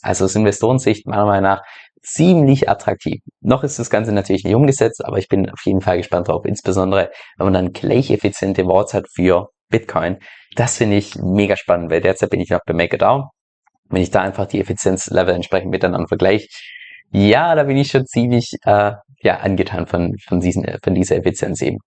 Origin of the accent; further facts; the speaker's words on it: Germany; moved away; dass ich ja ursprünglich aus Deutschland komme